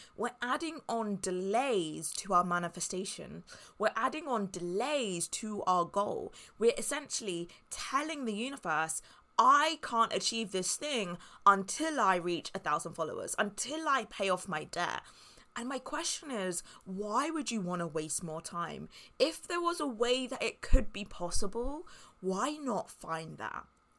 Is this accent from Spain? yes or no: yes; Spain; But since I grew up in a quiet town in Spain, it means that I don't know anyone and I don't have any contacts.